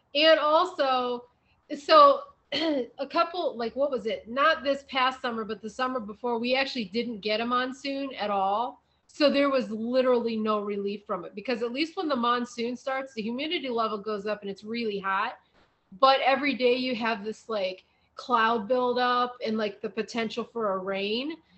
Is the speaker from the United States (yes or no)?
yes; Midwest, United States; moved away; coming from the Midwest, I have a lot of family back there